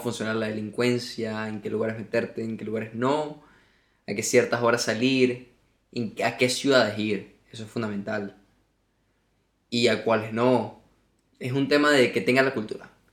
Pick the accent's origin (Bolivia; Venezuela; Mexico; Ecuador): Venezuela; Margarita Island, Nueva Esparta; now in Spain; Porque yo nací en una isla. Yo nací en Margarita